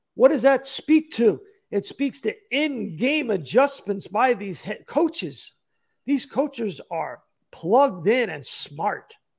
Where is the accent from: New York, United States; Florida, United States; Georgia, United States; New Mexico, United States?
New York, United States; I grew up in New York